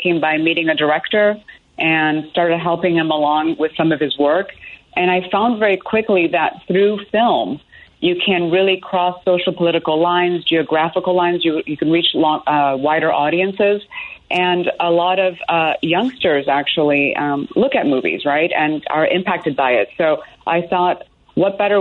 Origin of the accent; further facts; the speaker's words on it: Chicago, Illinois, United States; moved away; also born or lived in Evanston; I am a Chicagoan originally, was born in Evanston